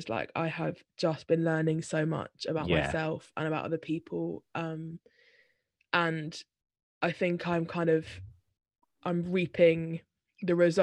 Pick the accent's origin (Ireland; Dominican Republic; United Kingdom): United Kingdom; Brighton, South East England; moved away as an adult; now in Bath, United Kingdom; we grew up in Brighton